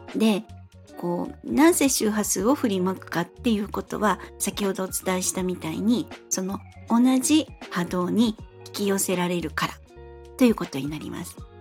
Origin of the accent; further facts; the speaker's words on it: Fukuoka, Japan; moved away as an adult; now in Kanto, Japan; 私は三十歳まで福岡で過ごしまして、生まれも育ちも福岡です